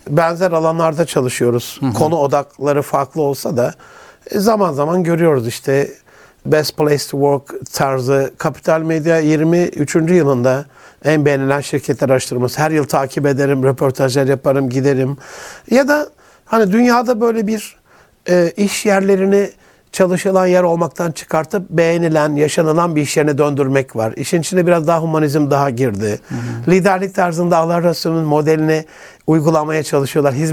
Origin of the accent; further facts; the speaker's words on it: Gaziantep, Turkey; Yok dedim yani Antipliyim de Erzurumlular sonda diyormuş uğurlarken.